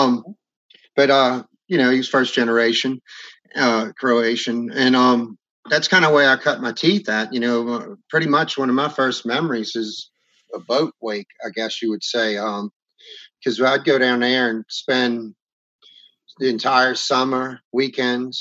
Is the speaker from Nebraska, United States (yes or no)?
no; between Metairie and Empire, Louisiana, United States; also born or lived in Bucktown; I'm kind of halfway in between Metairie and Empire